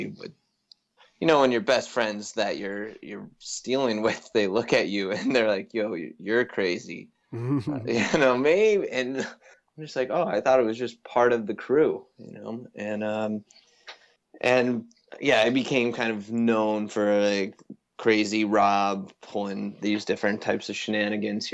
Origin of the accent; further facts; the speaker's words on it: Avon, Colorado, United States; also born or lived in Boulder, Colorado; I come from, born and raised in a town just outside Vail, Colorado.